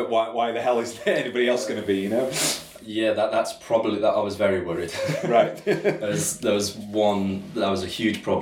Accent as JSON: {"language": "English", "town": "Falmouth", "region": "South West England", "country": "United Kingdom", "moved": "yes", "said": "didn't know where I belonged, didn't know, you know, I missed Falmouth, missed home"}